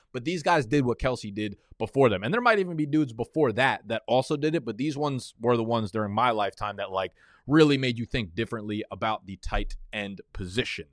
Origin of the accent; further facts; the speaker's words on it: New York City, New York, United States; also born or lived in Manhattan; I was born in Brooklyn, New York. I live in Manhattan right now.